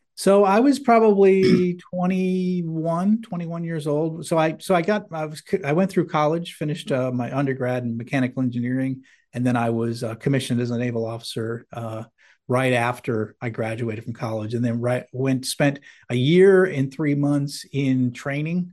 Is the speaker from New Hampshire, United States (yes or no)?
yes; Manchester, New Hampshire, United States; I grew up in New England in, uh, in a town called Manchester, New Hampshire